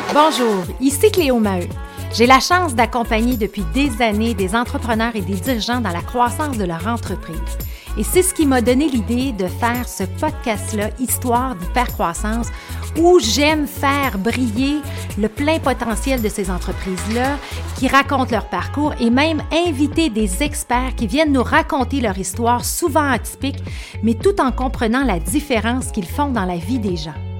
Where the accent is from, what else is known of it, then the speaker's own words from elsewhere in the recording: Beauce, Quebec, Canada; je venais de la Beauce, j'allais à l'école